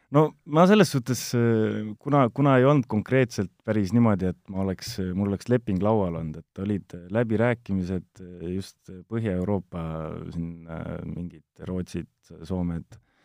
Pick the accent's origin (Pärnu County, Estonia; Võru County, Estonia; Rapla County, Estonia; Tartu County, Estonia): Tartu County, Estonia; Ilmatsalu; tegelikult olen maapoiss Tartu lähistelt Ilmatsalust, aga jah, kolisin ma arvan, see oli kolmteist, olin vana, siis kolisin linna.